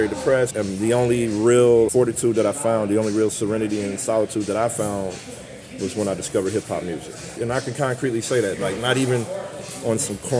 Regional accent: St. Louis, Missouri, United States; I remember being a kid and standing at the corner of Chambers and West Florissant

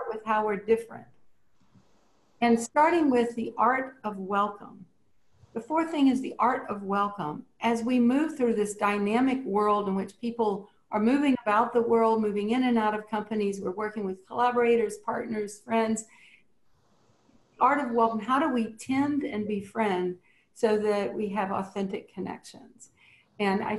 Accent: Cajun, Louisiana, United States; being Cajun

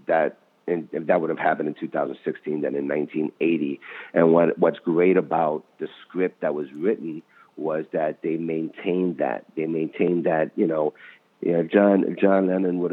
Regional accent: New York City, New York, United States; I grew up in the Bronx

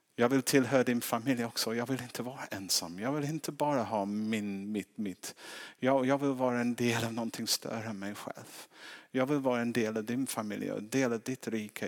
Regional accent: England, United Kingdom; now in Sweden

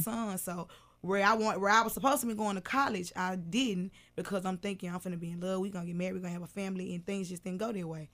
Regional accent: Memphis, Tennessee, United States; also born or lived in Whitehaven, Memphis; I'm from South Memphis

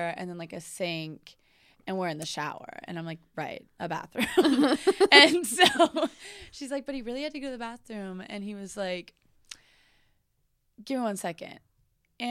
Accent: New Orleans, Louisiana, United States; moved away; I'm from New Orleans

